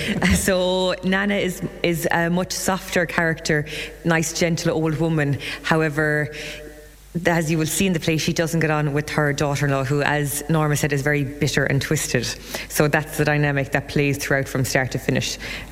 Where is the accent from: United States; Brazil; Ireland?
Ireland; Clonlara, Munster; I'm born and bred in Clonlara, so just over the bridge from the community hall where Scythe is on